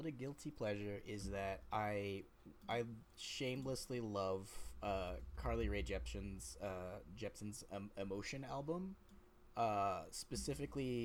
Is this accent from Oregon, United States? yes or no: no; Georgia, United States; moved away as an adult; also born or lived in Puerto Rico / Florida; now in Canada; Georgia, which is what I consider where I grew up. Where I grew up in Georgia.